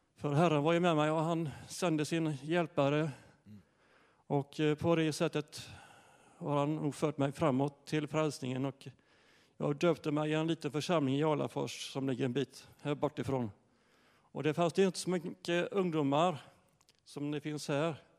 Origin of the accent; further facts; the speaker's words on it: Ryd, Sweden; jag är uppväxt i Ryd